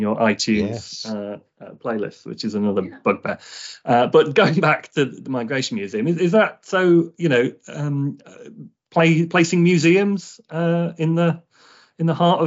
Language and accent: English; Gainsborough, East Midlands, United Kingdom; my hometown of Gainsborough in Lincolnshire